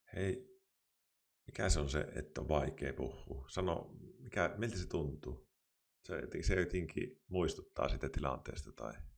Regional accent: Kuopio, North Savo, Finland; now in Pirkkala, Finland; Minä olen itse siis Savosta kotoisin Kuopiosta

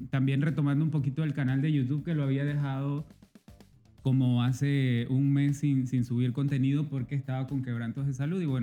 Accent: Veraguas, Panama; soy de, de, Veragua

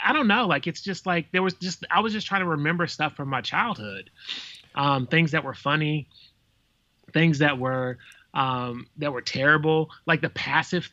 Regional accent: the South, United States; I'm from the South

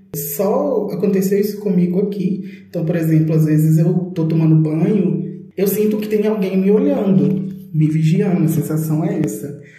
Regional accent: Belo Horizonte, Minas Gerais, Brazil; eu sou de Belo Horizonte, Minas Gerais

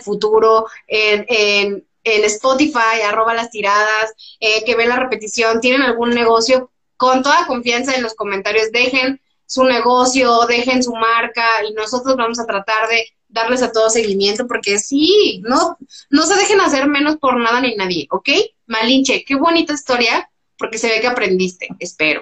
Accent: Mexico; como mexicanos

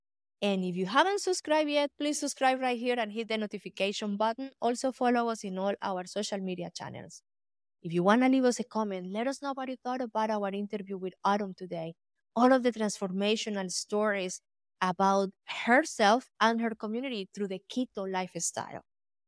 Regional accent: Colombia; I grew up in Colombia. My father was a co-founder of the farmers co-ops for the coffee industry.

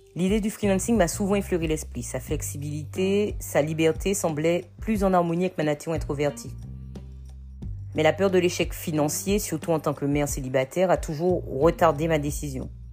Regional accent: Martinique; moved away as an adult; also born or lived in Metropolitan France; now in France; j'ai grandi en Martinique. Je suis arrivée en métropole à 18 ans

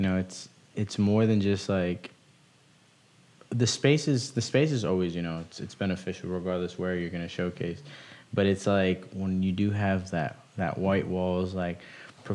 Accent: Rockville, Maryland, United States; I'm from Rockville.

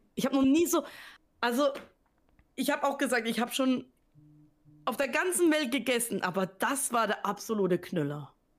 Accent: Southern Germany, Germany; ich komme aus Süddeutschland

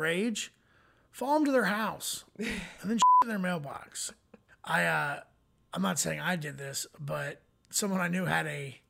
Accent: Florida, United States; growing up in Florida, like, people kept guns in their car constantly.

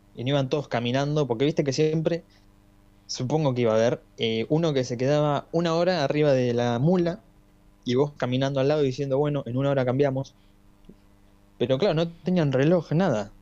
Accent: Argentina; somos argentinos

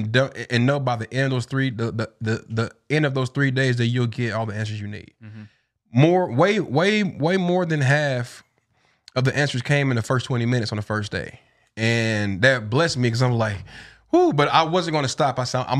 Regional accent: Tennessee, United States; because we both from there, you know, born and raised in East Tennessee.

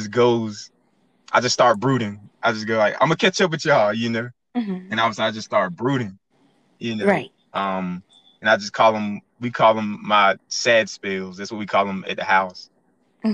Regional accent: Goldsboro, North Carolina, United States; moved away as an adult; also born or lived in Elizabeth City, North Carolina / Pembroke, North Carolina; now in Fayetteville, United States; I'm from Goldsboro, North Carolina. And I moved to Fayetteville after graduating college

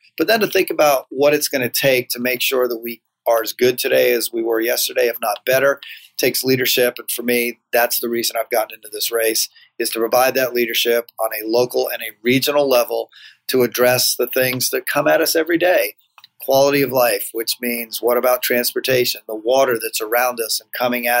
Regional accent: London, United Kingdom; now in Charleston, United States; So I'm born and raised in London, England.

